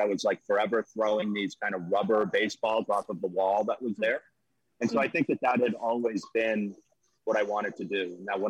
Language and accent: English; Plymouth, Massachusetts, United States; also born or lived in Yokohama, Japan; So I was born in Yokohama, Japan. I lived there till I was 8, till my father passed away. And then we moved back to Plymouth, which is where my mother grew up